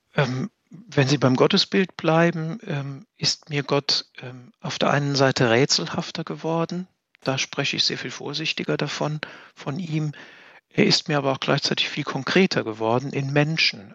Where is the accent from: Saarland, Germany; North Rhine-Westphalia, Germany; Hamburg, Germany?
Saarland, Germany; moved away as an adult; now in Bad Neuenahr-Ahrweiler, Germany; als unsere, als meine Heimat